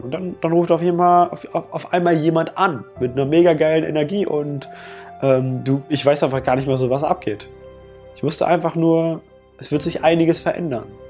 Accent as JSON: {"language": "German", "country": "Germany", "tie": "born or raised there", "said": "was ich hier in Deutschland habe, wo ich aufgewachsen bin"}